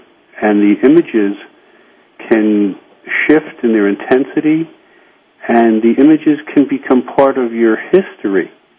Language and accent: English; New York, United States; I remember as a New Yorker, I would look up into tall buildings